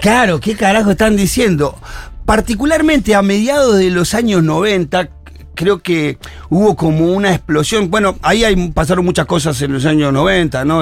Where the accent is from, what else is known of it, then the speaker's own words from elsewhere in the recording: Argentina; nuestro castellano adaptado al argentino